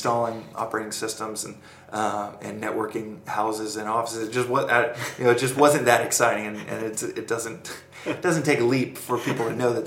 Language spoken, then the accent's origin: English; Dallas, Texas, United States; moved away as an adult; also born or lived in Austin; now in San Francisco, United States; I grew up in Dallas in Austin, yeah. So grew up in Dallas, and then was in Austin building out Tilt